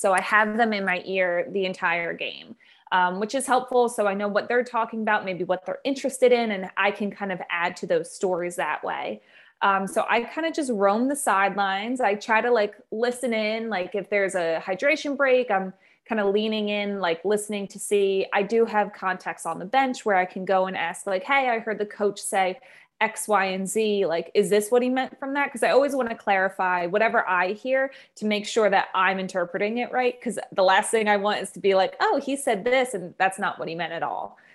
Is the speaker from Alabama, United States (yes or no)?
no; Philadelphia, Pennsylvania, United States; also born or lived in Maryland; We're both from the Philadelphia area